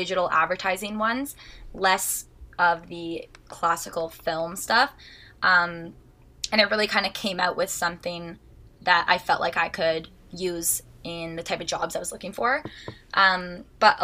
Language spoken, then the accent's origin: English; Huntsville, Ontario, Canada; also born or lived in Toronto; So I am from Huntsville, Ontario, which is a really small, like, cottage town community